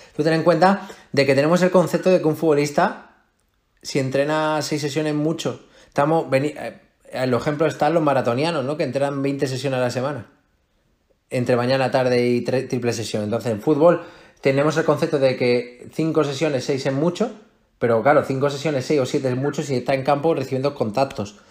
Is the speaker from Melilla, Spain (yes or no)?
yes; Melilla, Spain; moved away as an adult; now in Madrid, Spain; yo soy de Melilla